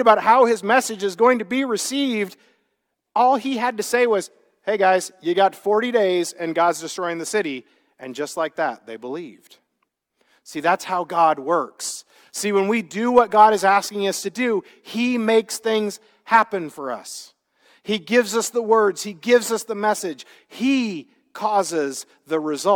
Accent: Midwest, United States; now in California, United States; I grew up in the Midwest

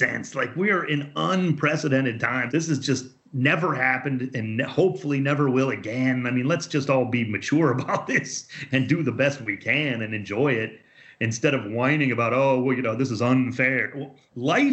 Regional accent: Cleveland, Ohio, United States; moved away as an adult; now in Los Angeles, United States; grew up in Cleveland, where we were taught to hate soccer for no good reason

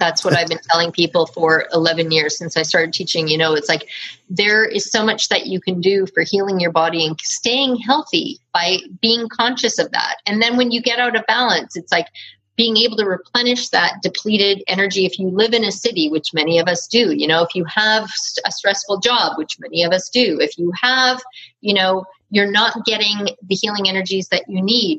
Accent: Canada; I'm from Canada and we spell color COLOUR

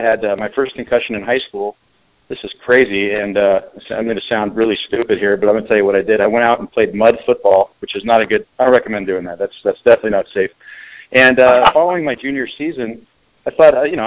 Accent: Pleasanton, California, United States; moved away as an adult; also born or lived in Arizona / Scottsdale, Arizona; I went to Amador Valley High School in Pleasanton, California, just about 45 minutes outside of Oakland or in San Francisco, in the East Bay, and grew up there

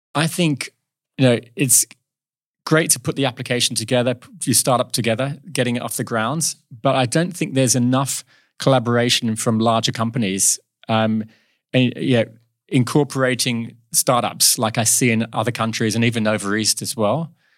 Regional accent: Kalamunda, Western Australia, Australia; also born or lived in Southend-on-Sea, Essex, England; we moved to Australia in, yeah, when I was ten years old

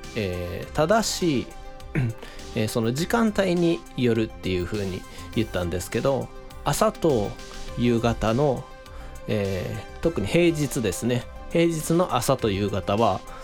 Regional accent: Shiga, Japan; now in Osaka, Japan; 僕もあの子供の頃は滋賀県に住んでて

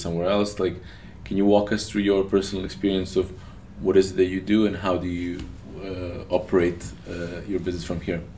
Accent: Novi Sad, Vojvodina, Serbia; That's my hometown

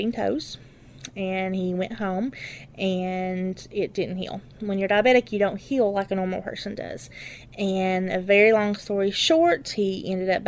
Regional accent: Letcher County, Kentucky, United States; I'm from Letcher County. This is my home. I've lived here my entire life

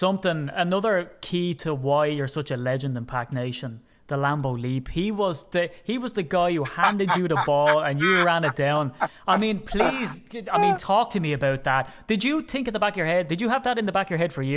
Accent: Ireland; as an Irishman

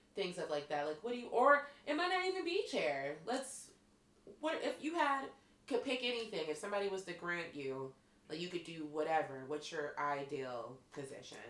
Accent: Pittsburgh, Pennsylvania, United States; accent: Pittsburgh; I'm coming from Pittsburgh. Our accent's hard as fuck

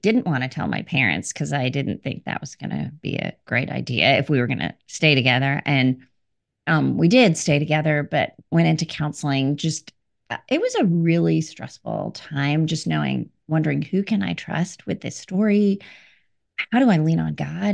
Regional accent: India; I was born in India

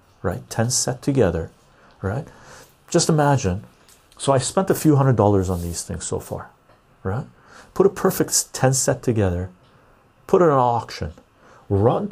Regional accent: Canada; I'm from Canada.

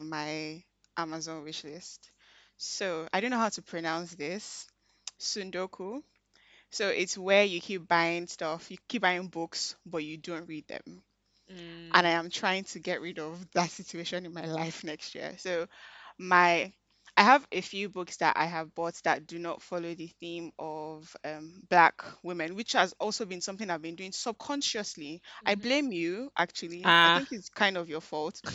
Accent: Nigeria; I'm Nigerian

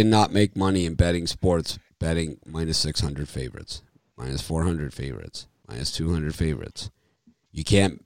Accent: Miami, Florida, United States; moved away; also born or lived in Chicago; I'm from Miami

